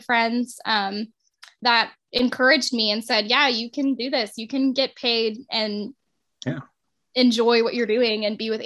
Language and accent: English; Austin, Texas, United States; Been in Texas my whole life, born and raised in Austin.